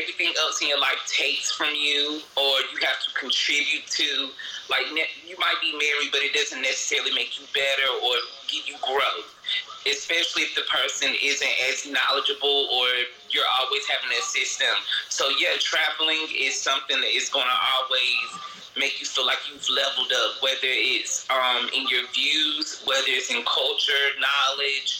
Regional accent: the South, United States; moved away; also born or lived in New York; I'm from the South

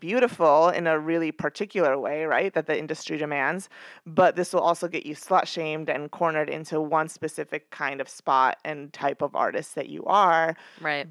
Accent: New York, United States; I'm a New Yorker

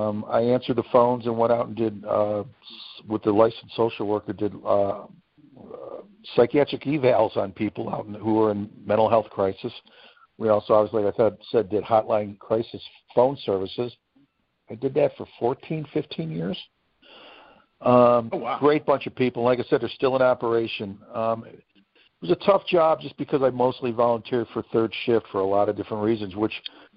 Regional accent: Cleveland, Ohio, United States; moved away as an adult; also born or lived in Lakewood, Ohio / Washington, D.C. / New England; now in New Hampshire, United States; Born in Lakewood, Ohio, even though I was raised in Cleveland.

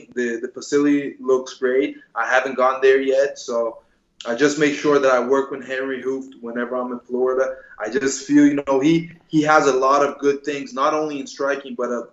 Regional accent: Brazil; also born or lived in New Jersey, United States; I lived in Brazil since I'm 6 years old. I was born in Jersey, but then moved with my mother to Brazil

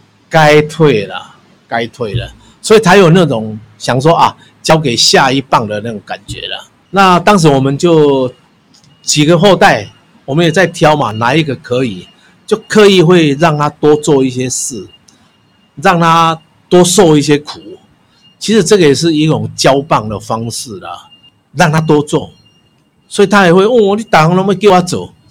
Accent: Changhua County, Taiwan; now in Taipei, Taiwan; 我是四十二年次的人。我们当时来台北的时候，我们我是彰化人，我爸爸就给我五十块，搭一张火车票来到台北

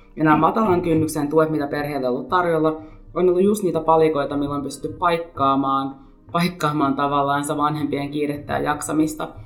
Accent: Helsinki, Uusimaa, Finland; mä olen syntyperäinen helsinkiläinen

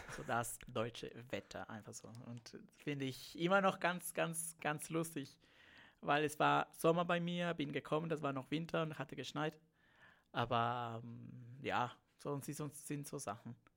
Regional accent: Peru; accent: Spanish; German is a second language; moved away as an adult; also born or lived in Siegen, Germany / Bayreuth, Germany; now in Germany; ich bin Peruaner, muss man sagen. Ich komme aus Lateinamerika und deshalb habe ich auch ein bisschen so diesen spanischen Akzent

